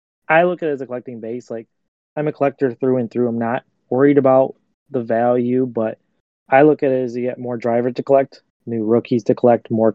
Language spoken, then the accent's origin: English; Michigan, United States; growing up in Michigan